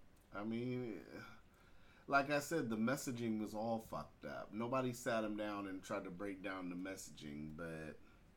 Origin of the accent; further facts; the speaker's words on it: United States; being an American